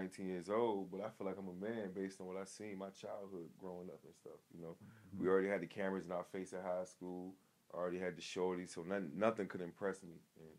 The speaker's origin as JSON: {"language": "English", "region": "New York", "country": "United States", "also_born_or_lived": "Chester / Hopewell / Petersburg", "said": "I'm originally from New York, so I already had the rough side. Mm-hmm. And I bounced around, went to VA, was in Chester, went from Chester to Hopewell, then Hopewell to Petersburg, but Petersburg felt like home"}